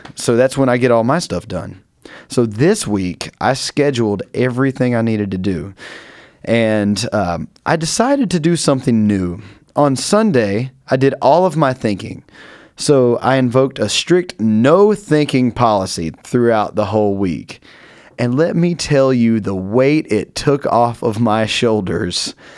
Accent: North Carolina, United States; moved away; I'm from North Carolina, if you didn't pick it up in some of my voice

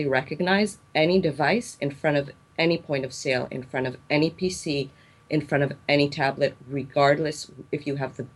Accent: Israel; also born or lived in South Korea; I came back to my home country after finishing my MBA

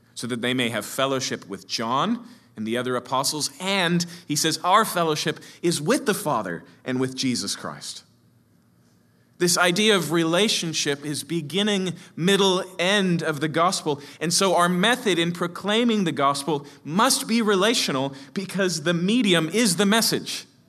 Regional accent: Seattle, Washington, United States; I come from Capitol Hill, Seattle

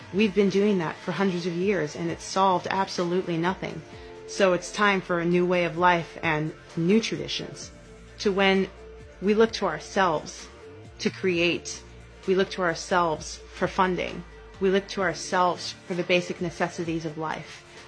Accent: Bishop, California, United States; I was born in Bishop, California

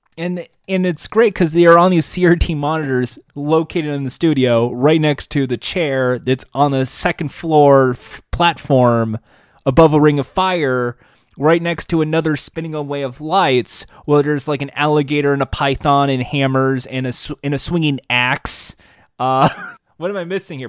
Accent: United States; I'm fucking American

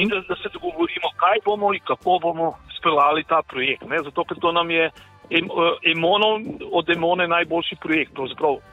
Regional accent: Ljubljana, Slovenia; now in Serbia; sem jaz Ljubljančan

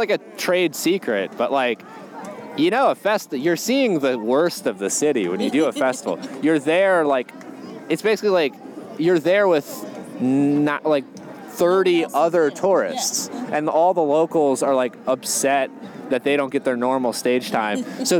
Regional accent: Connecticut, United States; born there; I was born in Connecticut

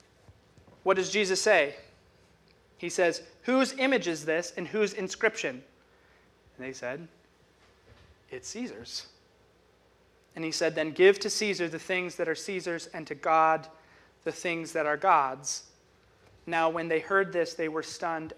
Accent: United States; as an American

